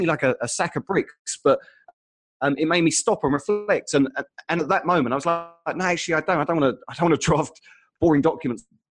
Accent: Essex, East of England, United Kingdom; moved away; also born or lived in Sydney; I grew up in Essex

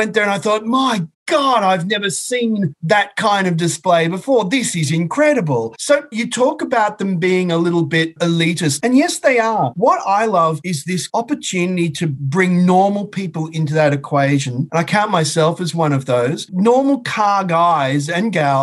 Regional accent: Brisbane, Queensland, Australia; moved away as an adult; now in United Kingdom; I grew up in Brisbane

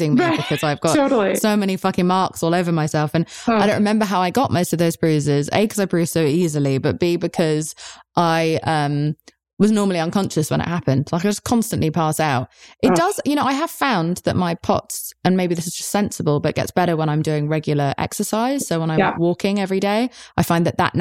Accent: England, United Kingdom; I'm English

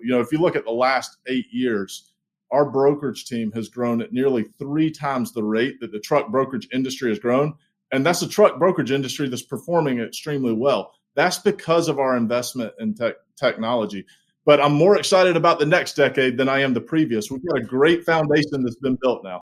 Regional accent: Hartsville, South Carolina, United States; moved away as an adult; now in Charlotte, United States; I grew up in a small town, n-, not too far down the road from Charlotte in Hartsville, South Carolina.

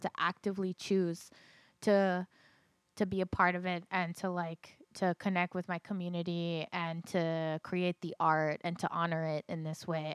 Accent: Los Angeles, California, United States; moved away as an adult; now in Virginia, United States; I'm from Los Angeles, but all of my blood is Latina.

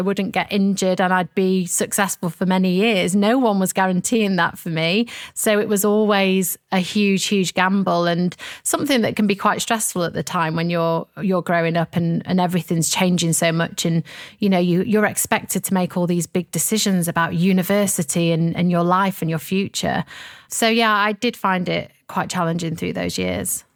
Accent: Sheffield, Yorkshire and the Humber, United Kingdom; I have lots of fond memories of growing up in Sheffield.

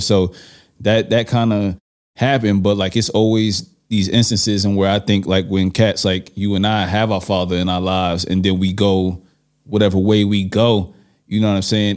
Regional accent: New York City, New York, United States; moved away; I'm from Brooklyn

